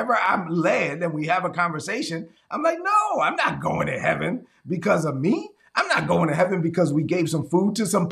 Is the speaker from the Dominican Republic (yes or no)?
yes; La Vega, Dominican Republic; moved away; my hometown in La Vega, Dominican Republic.